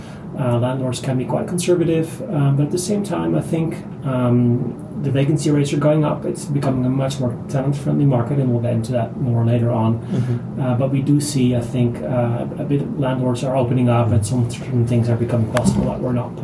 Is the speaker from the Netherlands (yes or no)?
yes; Netherlands; moved away as an adult; now in Japan; I'm from the Netherlands originally. I've been in Japan about 12 years now with a background in design architecture.